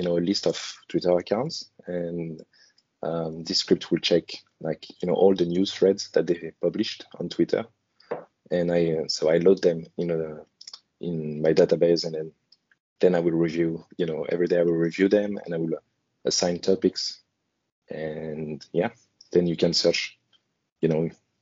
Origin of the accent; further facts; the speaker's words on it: France; now in Hong Kong; I'm in Hong Kong, and originally I come from France.